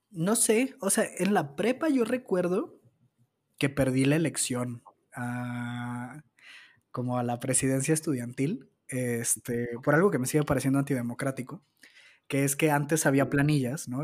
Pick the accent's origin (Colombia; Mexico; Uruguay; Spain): Mexico; Zapopan, Jalisco; yo nací en Guadalajara, concretamente en Zapopan